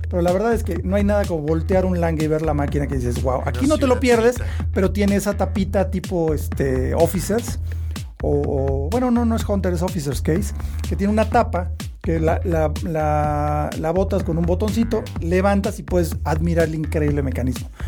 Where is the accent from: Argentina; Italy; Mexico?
Mexico; en México somos fans de Mido.